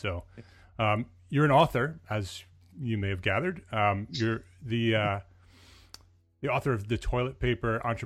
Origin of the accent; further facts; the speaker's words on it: Paramus, New Jersey, United States; moved away; I'm a Jersey boy too. So I grew up in Paramus, New Jersey, and my parents are still there